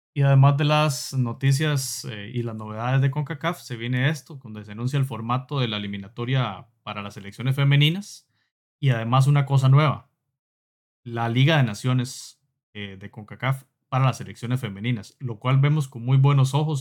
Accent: Costa Rica; Somos, somos de Costa Rica y del Salvador, Pablo de Salvador, nosotros de Costa Rica

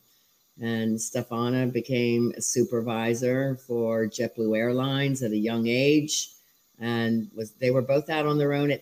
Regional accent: Huntingdon Valley, Pennsylvania, United States; also born or lived in Ocean City, New Jersey; now in Florida, United States; I grew up in Huntington Valley, outside of Northeast Philly

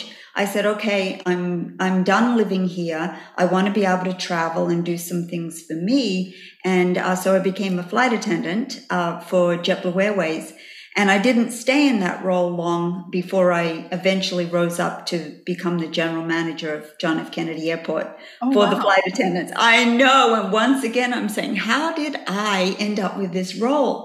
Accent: Australia; moved away as an adult; also born or lived in New York; I came from Australia when I was 23 years of age

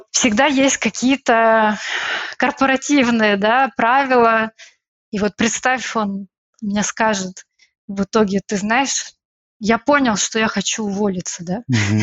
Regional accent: Odesa, Odesa Oblast, Ukraine; moved away as an adult; now in Brussels, Belgium; Я из Одессы, а из солнечного города

